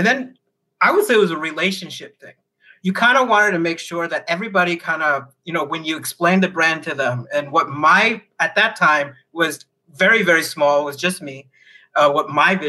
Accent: Phoenix, Arizona, United States; moved away as an adult; now in China; I'm from Phoenix, Arizona.

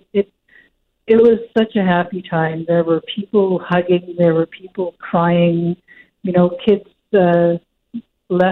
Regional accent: Churchill, Manitoba, Canada; growing up in Churchill, you hear those yard engines

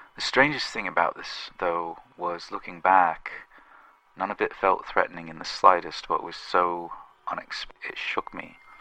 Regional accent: England, United Kingdom; I'm from England

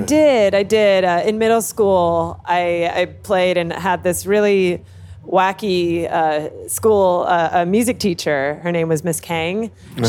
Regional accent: Los Angeles, California, United States; moved away as an adult; now in New York, United States; I'm from uh, Van Nuys, California. Oh, it's in yeah. the Valley

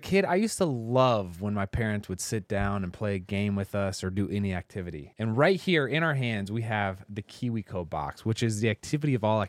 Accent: Indianapolis, Indiana, United States

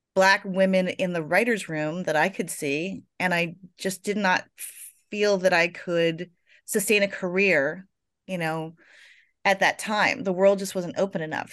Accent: Florida, United States; I was born in Florida

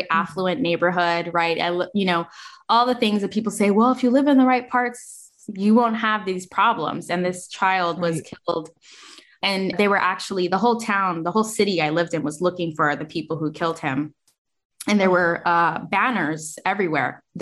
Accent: United States; Like I wasn't raised in the United States, even though I am an American.

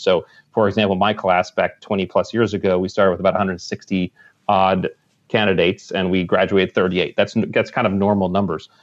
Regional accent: Connecticut, United States; I grew up in Connecticut, right on the water

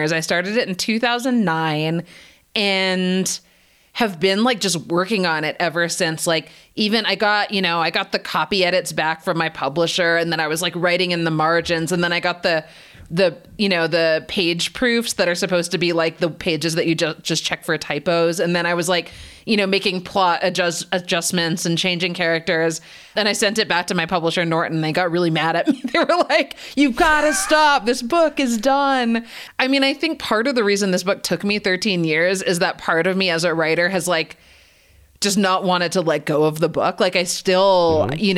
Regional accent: Canada; born or raised there; also born or lived in United States

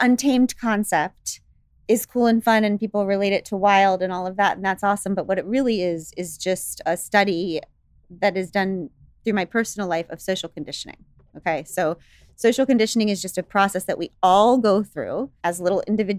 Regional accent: United States; so I'm an American. So I see, so I have to be patriotic

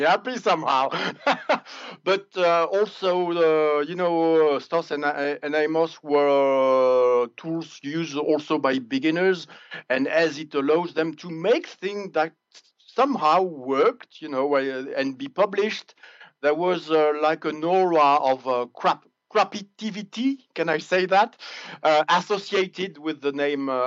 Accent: France; English is a second language; the last town was actually my hometown

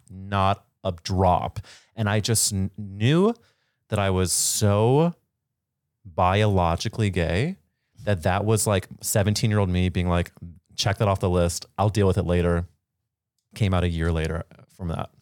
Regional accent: St. Louis, Missouri, United States; moved away; I grew up in Saint Louis, Missouri

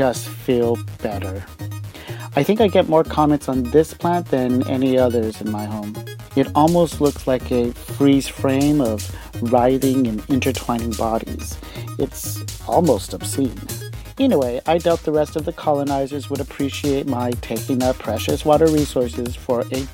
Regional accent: New Mexico, United States; moved away as an adult; now in Seoul, South Korea; I'm an American expat living in South Korea, going on over 12 years now. I grew up in the desert climate of New Mexico

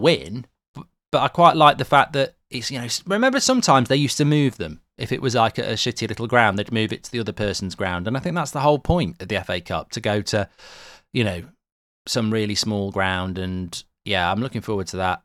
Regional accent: England, United Kingdom; also born or lived in Ireland; being an English lad

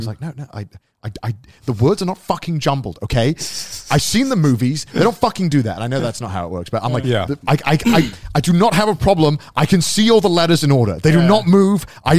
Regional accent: Wales, United Kingdom; went to a Welsh school, so I didn't really read English like ever. Mm-hmm. We learned everything in Welsh. I spoke in Welsh in school.

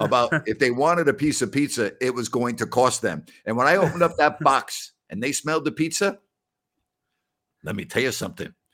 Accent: New York City, New York, United States; also born or lived in Decatur, Illinois; I'm from New York.

